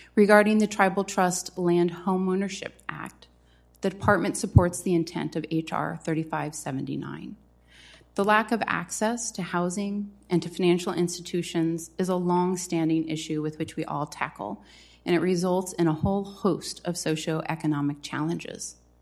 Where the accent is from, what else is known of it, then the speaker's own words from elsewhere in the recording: South Dakota, United States; my home state of South Dakota